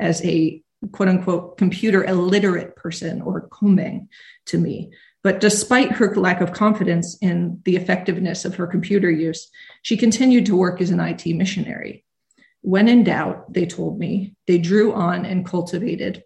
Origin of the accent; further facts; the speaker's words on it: United States; I'm American